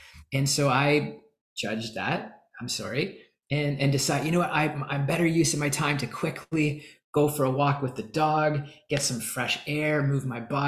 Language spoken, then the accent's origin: English; Canada; I'm from Canada.